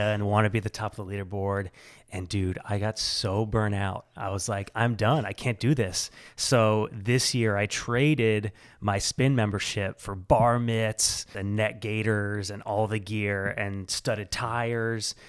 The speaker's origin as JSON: {"language": "English", "region": "central Illinois", "country": "United States", "tie": "born or raised there", "moved": "yes", "lives_now": "Portland, Maine, United States", "said": "I grew up far from here in, uh, central Illinois."}